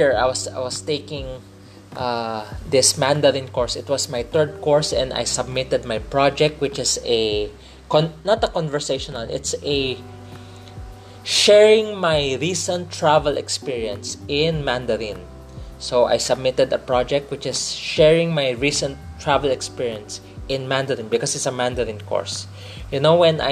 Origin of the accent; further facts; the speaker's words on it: Philippines; fellow Filipino